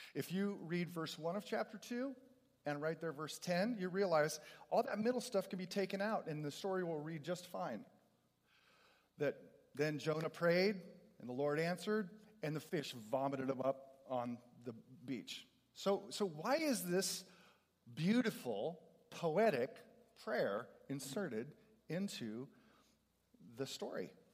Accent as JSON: {"language": "English", "region": "California", "country": "United States", "said": "I'm a Californian"}